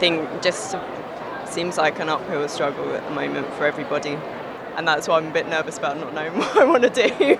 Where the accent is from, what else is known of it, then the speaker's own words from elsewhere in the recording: Hertfordshire, East of England, United Kingdom; I'm from Hertfordshire.